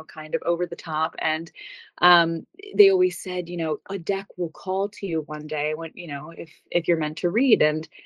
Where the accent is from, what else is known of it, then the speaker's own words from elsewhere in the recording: New York, United States; I grew up in New York, so it's very close to home